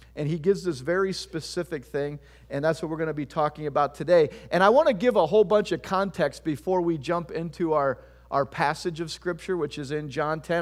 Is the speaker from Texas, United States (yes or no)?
no; Tiffin, Ohio, United States; also born or lived in Bowling Green, Ohio; I'm from Tiffin, Ohio